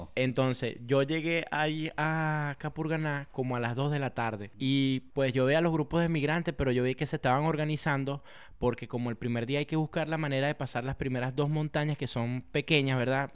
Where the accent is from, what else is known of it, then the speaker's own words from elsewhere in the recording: Venezuela; also born or lived in Tunja, Colombia; now in United States; yo como venezolano